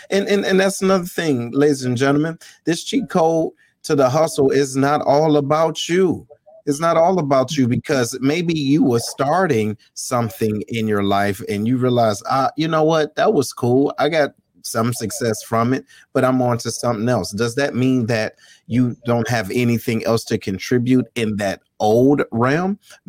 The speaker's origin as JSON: {"language": "English", "town": "Detroit", "region": "Michigan", "country": "United States", "tie": "born or raised there", "said": "this is my homie. We grew up in Detroit together."}